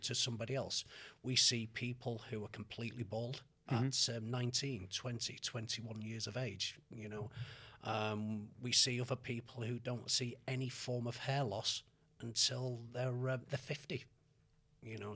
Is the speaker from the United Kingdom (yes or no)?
yes; Manchester, North West England, United Kingdom; moved away as an adult; also born or lived in Australia / Canada / Los Angeles; I was born in Manchester and. Uh, when we were uh, six months old, the family moved to Australia for four and a half years